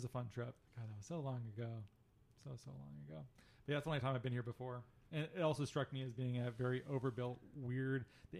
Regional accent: Phoenix, Arizona, United States; I'm from mostly from Phoenix, and it does have kind of a Phoenician vibe to it.

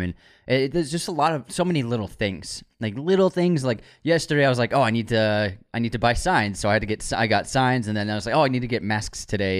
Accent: Waltham, Massachusetts, United States; it was called the Wall-X because we grew up in Waltham

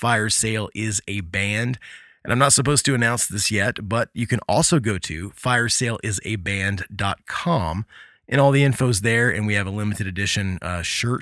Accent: Midwest, United States; growing up in the Midwest

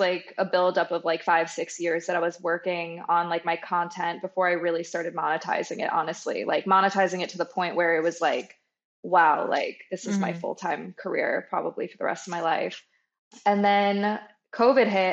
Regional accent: Long Island, New York, United States; I grew up on Long Island, and I have two older brothers

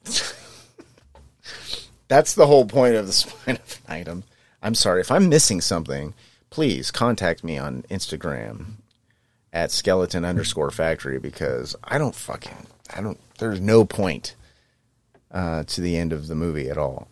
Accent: Northern California, United States; I'm from Northern California

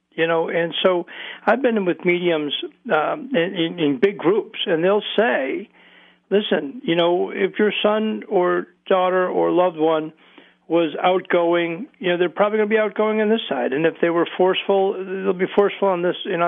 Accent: Hamburg, New York, United States; also born or lived in Buffalo, New York; I grew up in Hamburg, New York.

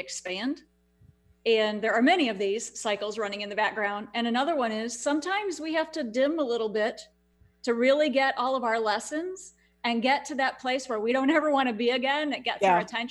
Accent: Houston, Texas, United States; my hometown where I live here in Houston

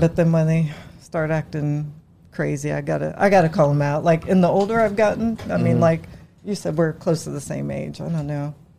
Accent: Indianapolis, Indiana, United States; also born or lived in Marion, Indiana; Mostly Indianapolis, but I'm from Marion, Indiana.

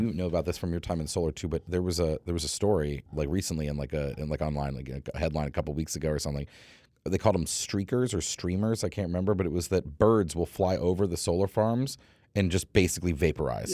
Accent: New England, United States; I grew up in New England

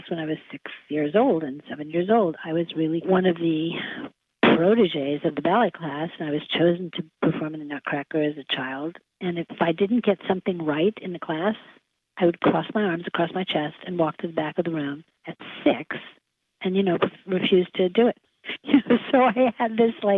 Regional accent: New York, United States; moved away as an adult; I was born in New York, and I love that I lived there until I was 18

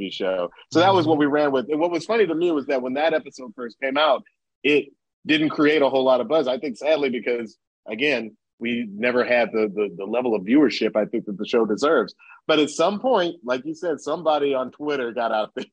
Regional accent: Atlanta, Georgia, United States; I'm from Atlanta, Georgia

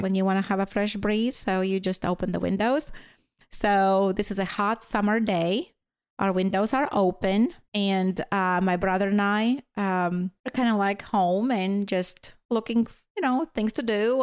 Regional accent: Latvia; first language Latvian; English is a second language; moved away as an adult; now in United States; growing up in Latvia, so during the Soviet time

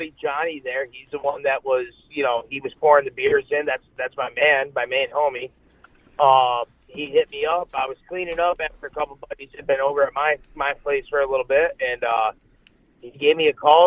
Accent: Western Massachusetts, United States; Western Mass

